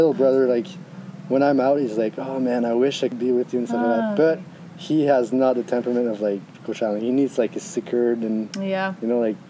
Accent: Montreal, Quebec, Canada; I'm from Canada, in French part, from Montreal, and I am here in Mexico.

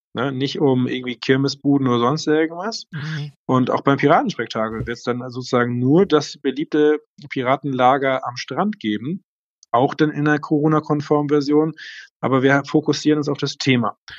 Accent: Leck, Schleswig-Holstein, Germany; moved away as an adult; now in Eckernförde, Germany; meine Heimatgemeinde Leck

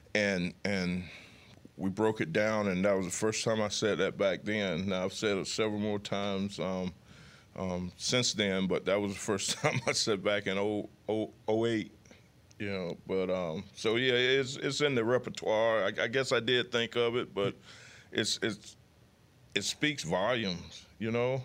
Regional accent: United States; moved away; my hometown is fifty miles away from Mobile

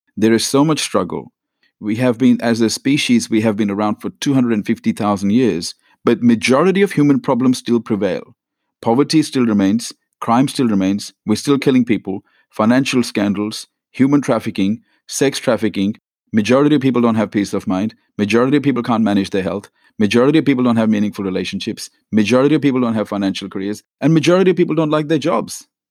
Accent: India; now in Australia; I was born in India to a very average middle class family

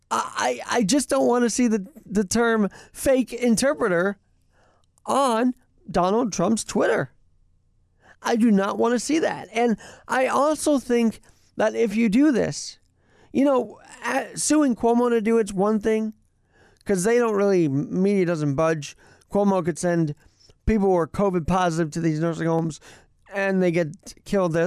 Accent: New York, United States; we all, all who have been born and raised in New York and love this city

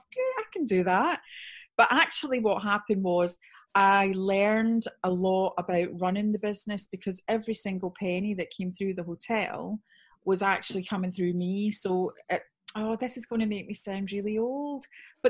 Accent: Scotland, United Kingdom; accent: Scottish; moved away as an adult; also born or lived in Somerset; now in Wiltshire, United Kingdom; So as you can hear by the accent, I'm Scottish

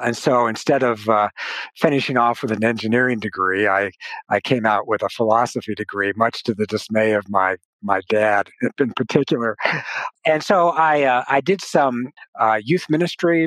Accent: Tucson, Arizona, United States; I had always been active in my local church in Tucson, Arizona. And so I grew up in the Christian faith by a wonderful church, wonderful parents

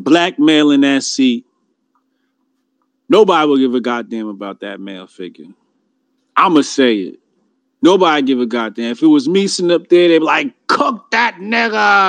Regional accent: New Jersey, United States; I'm from Jersey

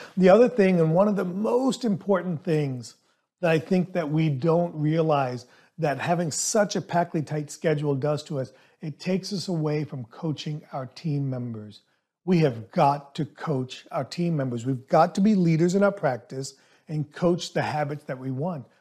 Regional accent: Southern America, United States; English is a second language; Growing up, even though English is my second language, I was always taught in Southern America

